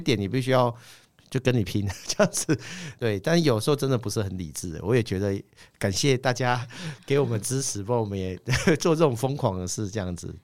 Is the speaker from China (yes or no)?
no; Kaohsiung, Taiwan; moved away; also born or lived in Taipei; 小时候是在高雄长大